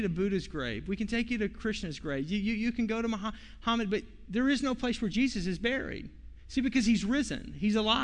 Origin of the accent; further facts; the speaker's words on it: Fort Smith, Arkansas, United States; my hometown, Fort Smith, Arkansas